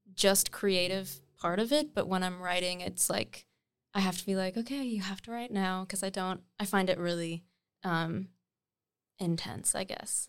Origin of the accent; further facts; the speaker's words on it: Nova Scotia, Canada; moved away as an adult; also born or lived in Munster, Ontario; now in Toronto, Canada; I was born in, actually, Ontario, in, like, a very small hamlet. called Munster, but then I moved to Nova Scotia when I was, like, eight or nine.